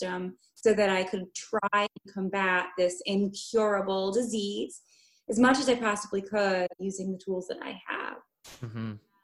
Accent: Midwest, United States; as an American living on the standard American diet

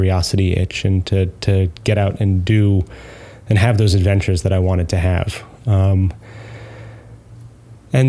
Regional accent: New York, United States; moved away as an adult; also born or lived in Manchester, England; And you can tell by my accent that I'm not from there. I'm from New York

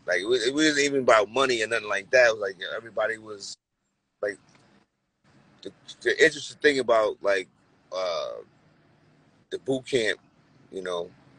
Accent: New York City, New York, United States; I grew up in Brooklyn in the 80s as a kid

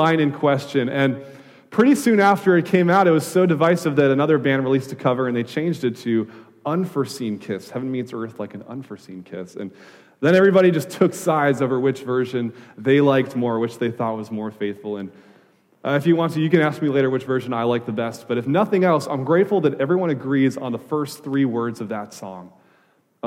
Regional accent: Wisconsin, United States; moved away as an adult; also born or lived in Louisville, Kentucky; now in California, United States; I grew up in Wisconsin

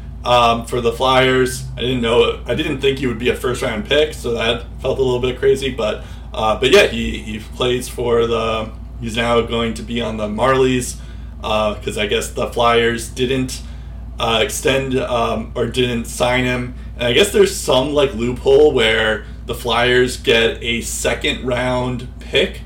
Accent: United States; I'm an American

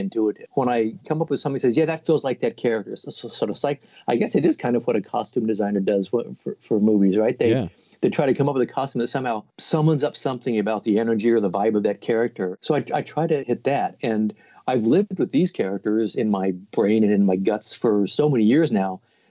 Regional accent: Portland, Oregon, United States; also born or lived in New Jersey; I had just moved back to Portland, Oregon, my hometown

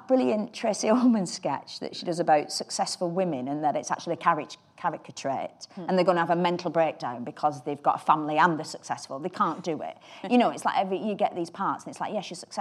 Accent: United Kingdom; as a British woman

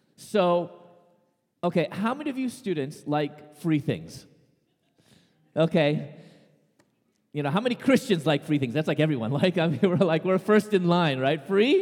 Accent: Chicago, Illinois, United States; I was born and raised in Chicago

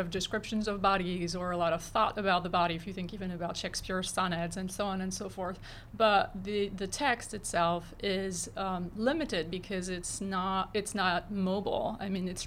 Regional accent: France; moved away; I am originally from France

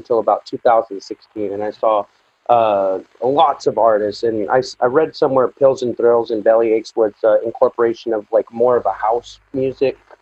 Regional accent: United States; I'm from the United States

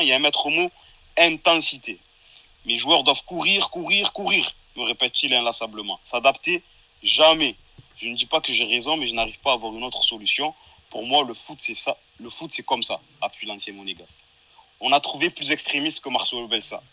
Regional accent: Marseille, Provence-Alpes-Côte d'Azur, France; en tant que Marseillais

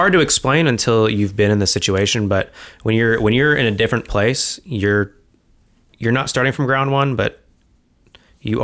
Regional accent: Cincinnati, Ohio, United States; now in New York City, United States; They know I'm from Cincinnati. That almost turns people off. They're like, who? Cincinnati?

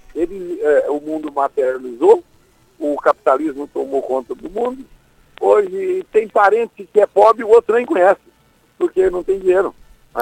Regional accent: Irecê, Bahia, Brazil; also born or lived in Acopiara, Ceará; now in São Paulo, Brazil; eu fui criado, eu saí do Ceará, fui para Irecê, na Bahia

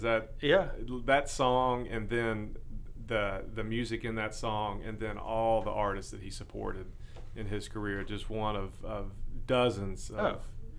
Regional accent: Shreveport, Louisiana, United States; growing up in Shreveport

